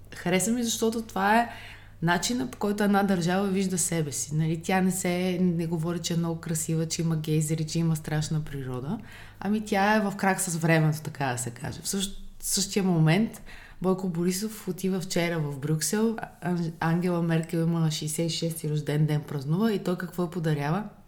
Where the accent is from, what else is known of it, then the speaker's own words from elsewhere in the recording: Bulgaria; като българи